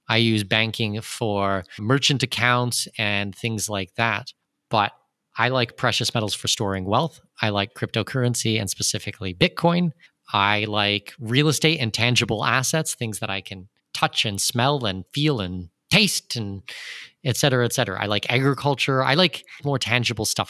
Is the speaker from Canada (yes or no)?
yes; southwestern Ontario, Canada; moved away as an adult; also born or lived in Germany / United Arab Emirates / Brazil; now in Panama; I'm born and raised in southwestern Ontario